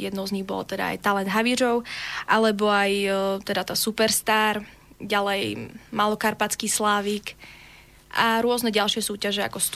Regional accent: Slovakia; keď som mala 9 rokov, som bola v tom talente Havířove, ja som tam prišla, teda ako Slovenka

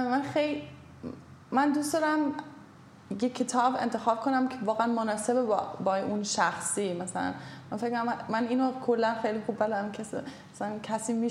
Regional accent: Germany; born there; من خودم آره من تو آلمان به دنیا آمدم الان همه جا من از هر کشور چیزی خوبی میگیرم

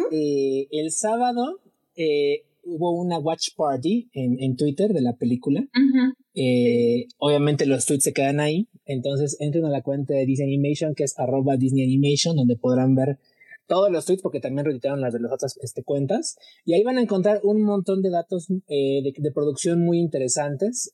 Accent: Mexico; uno como mexicano

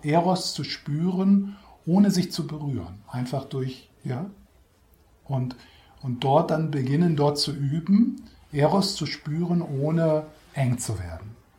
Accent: Switzerland; Wir sind sowieso schon als Schweizer

